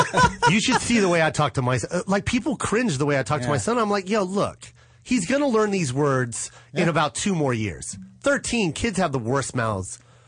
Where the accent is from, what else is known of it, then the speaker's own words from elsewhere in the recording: Tacoma, Washington, United States; also born or lived in Seattle; I am from Seattle. I grew up in Tacoma, Washington.